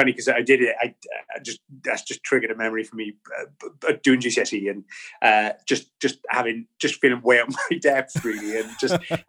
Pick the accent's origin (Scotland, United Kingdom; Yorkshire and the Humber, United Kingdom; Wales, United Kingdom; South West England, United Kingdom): Wales, United Kingdom; Bridgend; now in Kent, United Kingdom; I originally hail from Bridgend in South Wales, but I currently reside in near Westmorland in Kent in the southeast.